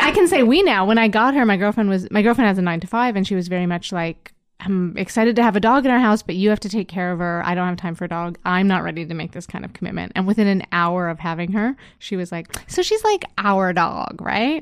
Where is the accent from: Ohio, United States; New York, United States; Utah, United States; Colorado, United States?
New York, United States; Endicott; also born or lived in Montreal; now in Toronto, Canada; I'm from Endicott, which is a small town in upstate New